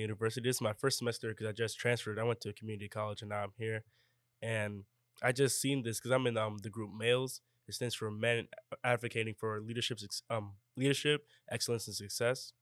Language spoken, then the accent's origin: English; Toms River, New Jersey, United States; moved away as an adult; now in Albany, United States; I'm from Tom's River, New Jersey.